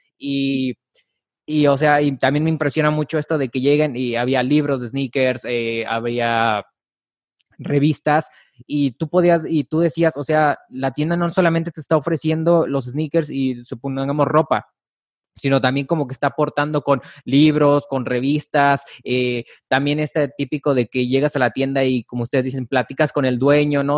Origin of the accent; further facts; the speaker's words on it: Mexico; yo no soy de la Ciudad de México yo se puede decir que soy, eh, soy de provincia